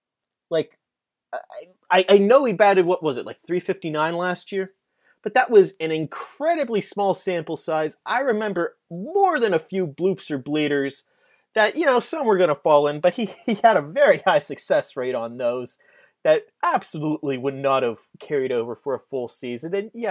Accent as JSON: {"language": "English", "town": "Pittsburgh", "region": "Pennsylvania", "country": "United States", "tie": "born or raised there", "said": "I am a child of Pittsburgh. I grew up here in the South Hills, born in the 90s"}